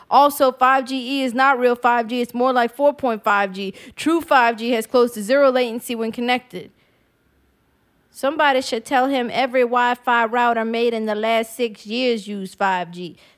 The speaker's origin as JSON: {"language": "English", "town": "West Bank", "region": "Louisiana", "country": "United States", "tie": "born or raised there", "said": "I grew up on West Bank, born and raised on that side, and it was never New Orleans."}